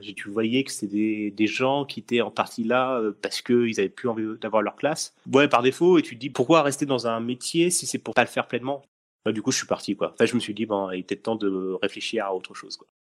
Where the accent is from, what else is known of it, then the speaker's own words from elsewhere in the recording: Essonne, Île-de-France, France; je suis de l'Essonne pour les gens qui nous écoutent. Donc je suis de l'Essonne